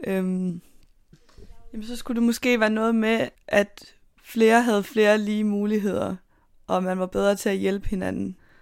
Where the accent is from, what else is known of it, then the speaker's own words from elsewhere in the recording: Southern Jutland, Southern Denmark, Denmark; Og så er jeg nede fra Sønderjylland af.